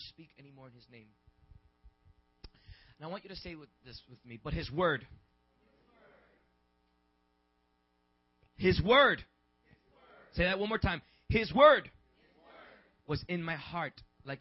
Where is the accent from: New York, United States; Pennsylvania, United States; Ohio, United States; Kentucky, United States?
New York, United States; New York City; I was raised in the Boogie Down Bronx and in Harlem